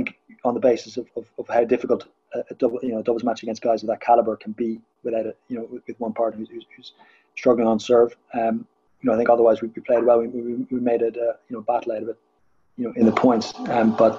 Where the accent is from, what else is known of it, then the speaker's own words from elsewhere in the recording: Ireland; I grew up in Ireland